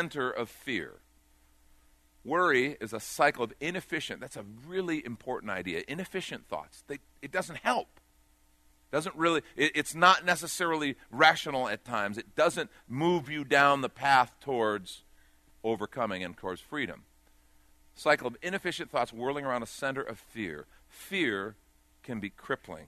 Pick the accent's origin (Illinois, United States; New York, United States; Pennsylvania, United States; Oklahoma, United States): Illinois, United States; outside of Chicago; I grew up on a farm training horses. We had pickup trucks. Our seats were in the back. I mean, seriously, and I grew up outside of Chicago